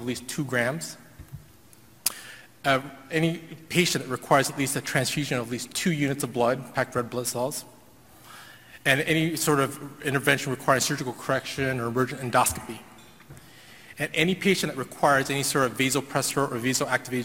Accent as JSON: {"language": "English", "town": "Houston", "region": "Texas", "country": "United States", "said": "I'm actually from Houston"}